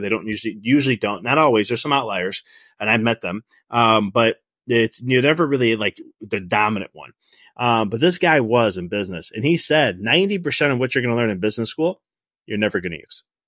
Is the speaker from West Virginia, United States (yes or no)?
no; Chicago, Illinois, United States; moved away as an adult; also born or lived in Dallas; I'm from Chicago